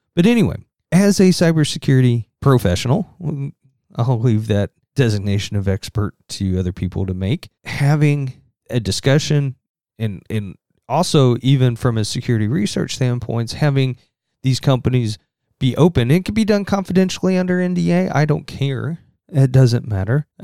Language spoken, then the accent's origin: English; Southern Indiana, United States; accent: Southern Indiana; my Southern Indiana accent